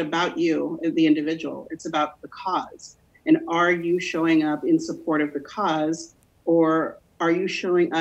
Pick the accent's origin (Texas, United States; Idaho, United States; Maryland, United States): Idaho, United States; Burley; I grew up in Burley, Idaho